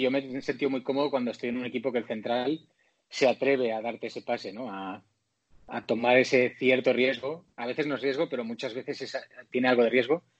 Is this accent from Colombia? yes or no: no; Spain; moved away as an adult; also born or lived in Mexico; somos como 11 o 12 españoles